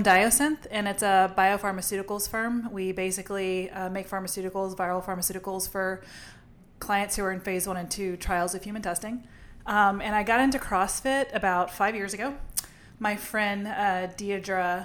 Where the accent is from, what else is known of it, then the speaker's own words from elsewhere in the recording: Lafayette, Louisiana, United States; I'm from Lafayette, Louisiana, which is a really affluent area